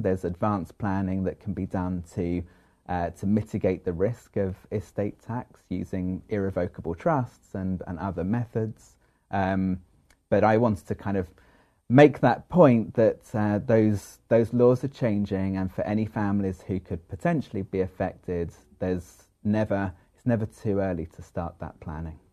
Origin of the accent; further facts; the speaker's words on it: London, United Kingdom; moved away as an adult; now in United States; I'm originally from London